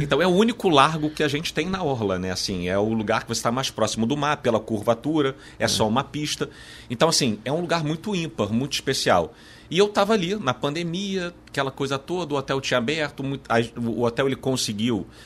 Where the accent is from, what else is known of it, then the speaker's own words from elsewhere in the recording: Brazil; a gente se acostumou, enquanto brasileiros, a viver na adversidade